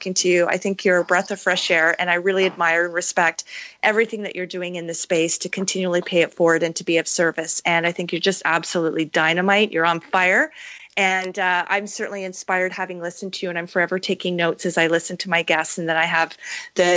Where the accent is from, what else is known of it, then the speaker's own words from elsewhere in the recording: Canada; being Canadian